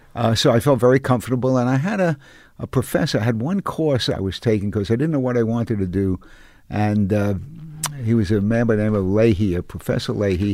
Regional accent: New York City, New York, United States; I came from Coney Island

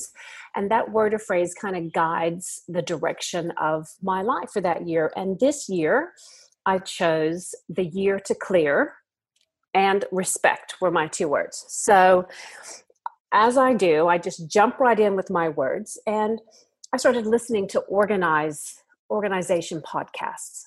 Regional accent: United States; moved away as an adult; now in Australia; I'm from America originally, but I have, goodness, I've lived in Australia now for half of my life

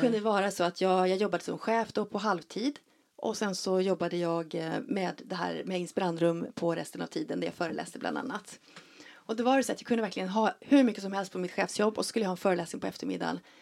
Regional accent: Leksand, Dalarna County, Sweden; jag är ju uppväxt på Vischan uppe i Dalarna i Leksand

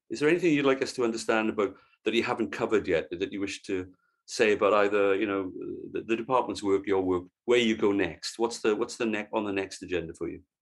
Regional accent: Wales, United Kingdom; as a Welshman and therefore a fellow Celt

